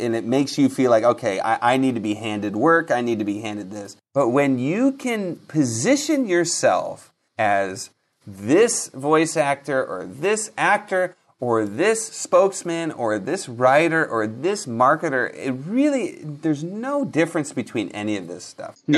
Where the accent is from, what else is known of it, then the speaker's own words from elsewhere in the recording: Seattle, Washington, United States; now in Los Angeles, United States; I was born in Seattle.